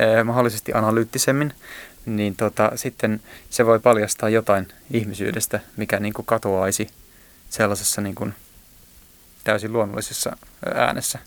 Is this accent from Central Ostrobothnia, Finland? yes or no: no; Joensuu, North Karelia, Finland; Mähän oon siis asunut lapsuuteni Pihkakuja-nimisellä nimisessä paikassa Joensuussa